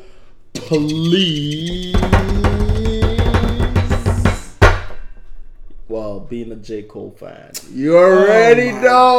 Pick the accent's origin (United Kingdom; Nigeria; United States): Nigeria; accent: Nigerian; Naija for life.